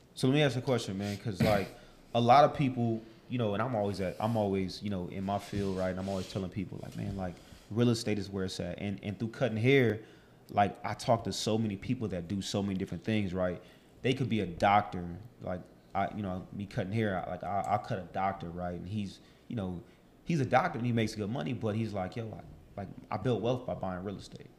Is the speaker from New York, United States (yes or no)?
no; Los Angeles, California, United States; also born or lived in Chicago, Illinois; from Chicago, born and raised in Silmar, California